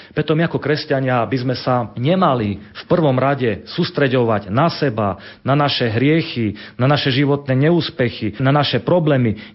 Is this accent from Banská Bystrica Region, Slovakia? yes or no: no; Sabinov, Prešov Region, Slovakia; Sabinov, odkiaľ pochádzam